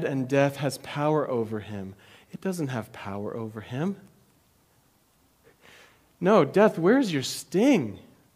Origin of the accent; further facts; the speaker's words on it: United States; as American Christians